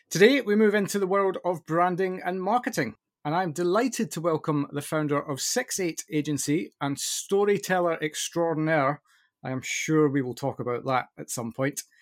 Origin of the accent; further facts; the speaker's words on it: United Kingdom; I can't, I, honestly, I'm so British, it's unbelievable.